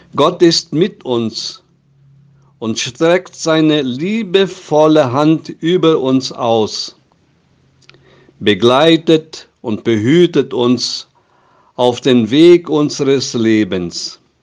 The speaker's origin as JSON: {"language": "German", "country": "Brazil", "said": "bei uns in Brasilien"}